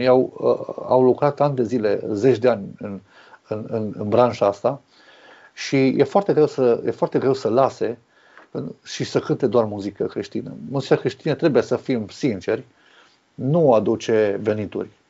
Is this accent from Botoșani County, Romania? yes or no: no; Arad, Arad County, Romania; Sunt născut și crescut în Arad